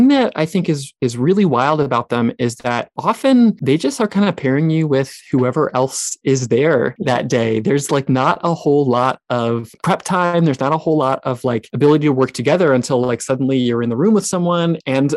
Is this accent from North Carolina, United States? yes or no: yes; North Carolina, United States; also born or lived in California; I was born in California, although I lived most of my childhood in North Carolina, but kind of did some going back and forth